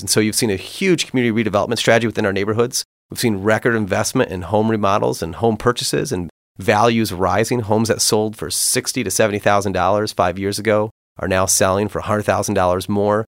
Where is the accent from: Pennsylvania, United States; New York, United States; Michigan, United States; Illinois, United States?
Michigan, United States; Kimball Township; raised in, in Kimball Township, just outside Port Huron